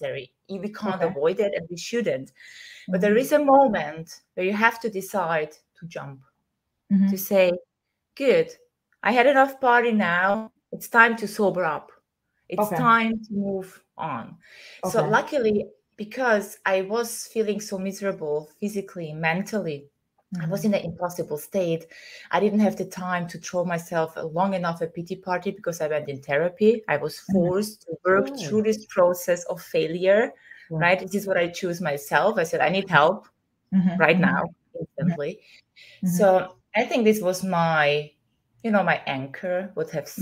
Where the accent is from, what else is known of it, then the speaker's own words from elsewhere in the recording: Vienna, Austria; moved away as an adult; now in Greece; So I left my hometown. I left the society I was trying to live. Where? Vienna, Austria, in Europe.